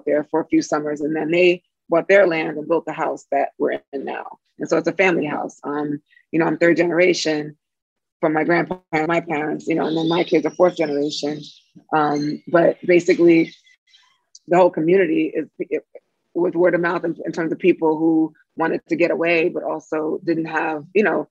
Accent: Brooklyn, New York, United States; also born or lived in Sag Harbor; as a kid here growing up in Brooklyn

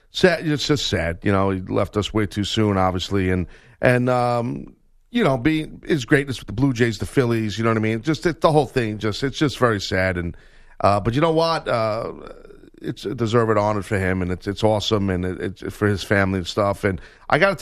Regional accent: New York, United States; growing up in New York

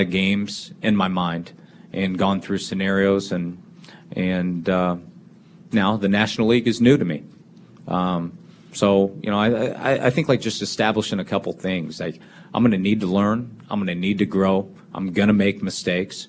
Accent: Kansas City, Missouri, United States; moved away; I grew up in Kansas City

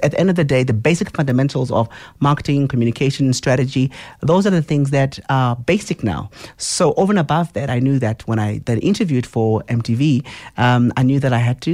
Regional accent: Soweto, Gauteng, South Africa; I grew up in Soweto, in Tshawela.

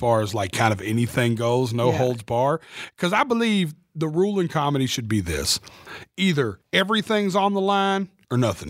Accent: Nashville, Tennessee, United States; the stadium in my hometown

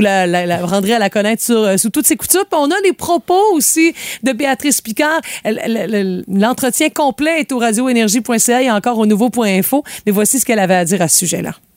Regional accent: Quebec, Canada; chez nous, au Québec

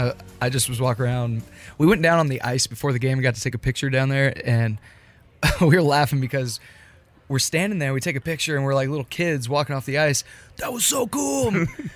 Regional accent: California, United States; Northern California.

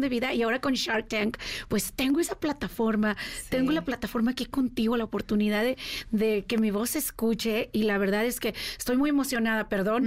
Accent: Mexico; moved away as an adult; now in United States; Salí de México a los 18 años con un sueño bajo el brazo de vamos a hacerla los Estados Unidos sin dinero, sin hablar inglés

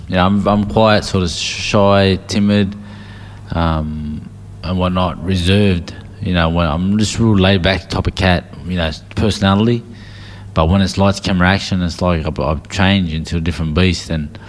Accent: Sydney, New South Wales, Australia; I grew up in Canterbury, south of Canterbury in Sydney, for the first 12 to 13 years of my life.

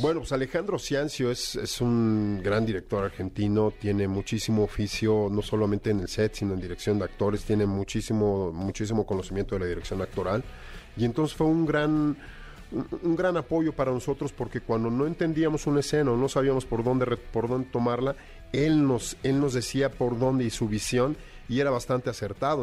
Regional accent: Mexico; nosotros como mexicanos

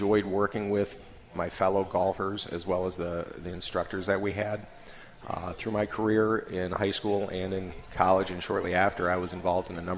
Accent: Neenah, Wisconsin, United States; I grew up in Neenah

